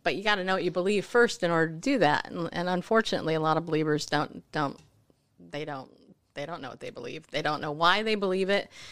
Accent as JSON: {"language": "English", "region": "New York", "country": "United States", "said": "I'm from New York"}